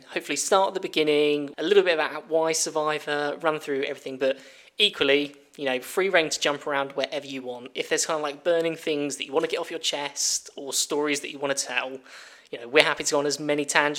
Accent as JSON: {"language": "English", "region": "Midlands", "country": "United Kingdom", "said": "We're two friends from the Midlands"}